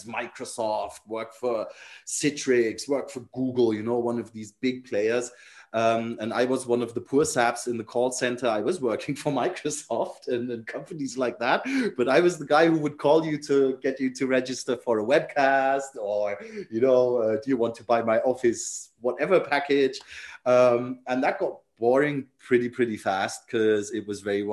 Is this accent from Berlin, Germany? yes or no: no; Nuremberg, Bavaria, Germany; I was from Nuremberg or the Nuremberg area